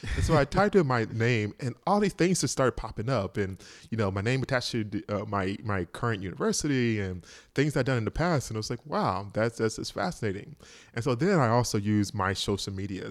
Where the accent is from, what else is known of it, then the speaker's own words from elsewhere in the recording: Georgia, United States; moved away as an adult; also born or lived in Boston; I'm from Georgia